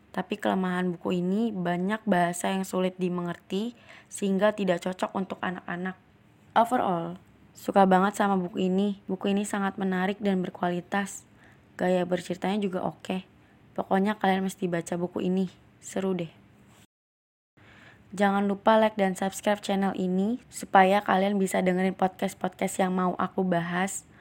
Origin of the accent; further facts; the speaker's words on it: Java, Indonesia; aku langsung keinget kampungku di Jawa